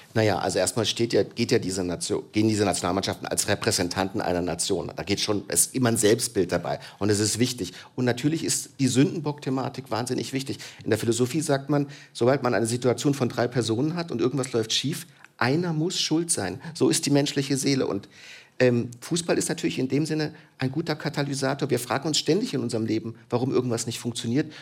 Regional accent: Germany; in der Geschichte meines Landes

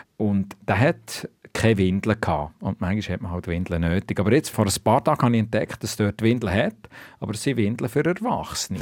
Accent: Switzerland; moved away as an adult; now in China; bei uns in der Schweiz

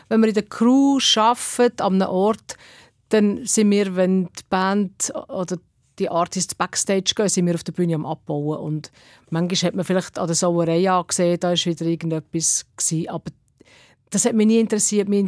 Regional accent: Switzerland; du hast als Schweizer Act musst halt äh, schauen, ob du noch Platz hast

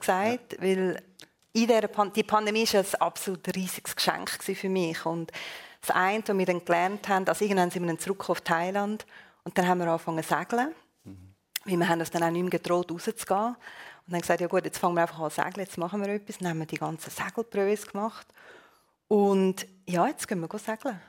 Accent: Switzerland

